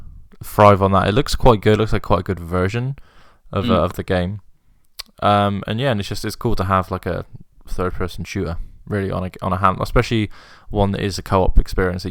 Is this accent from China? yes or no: no; United Kingdom; we're British